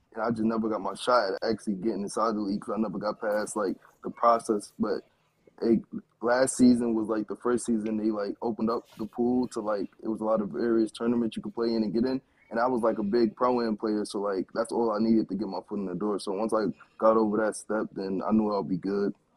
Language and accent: English; New York City, New York, United States; I'm from Brooklyn